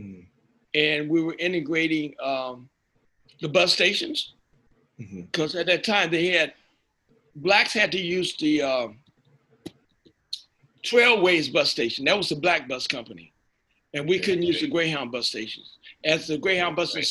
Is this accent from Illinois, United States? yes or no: yes; Chicago, Illinois, United States; moved away as an adult; also born or lived in Los Angeles; now in San Francisco Bay Area, United States; I grew up in Chicago.